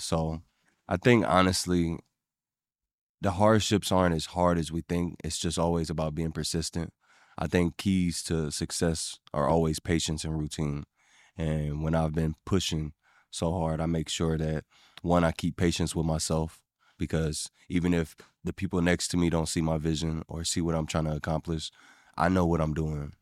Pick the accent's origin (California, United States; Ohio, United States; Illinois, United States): Ohio, United States; also born or lived in Evansville, Indiana; I was born in Indiana, raised in Ohio